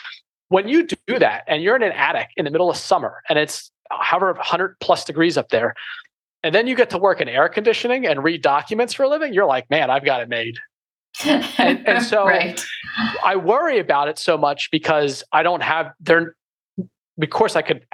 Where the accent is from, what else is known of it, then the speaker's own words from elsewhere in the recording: Philadelphia, Pennsylvania, United States; we're from Philadelphia